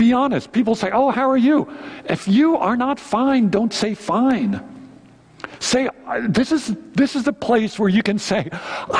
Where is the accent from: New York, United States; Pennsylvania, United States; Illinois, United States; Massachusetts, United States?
Pennsylvania, United States; Philadelphia; moved away; I'm from Philadelphia.